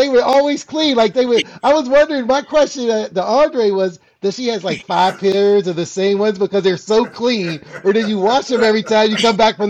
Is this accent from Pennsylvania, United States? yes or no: yes; Pittsburgh, Pennsylvania, United States; now in Tampa, United States; I'm in Tampa, Florida. I'm originally from Pittsburgh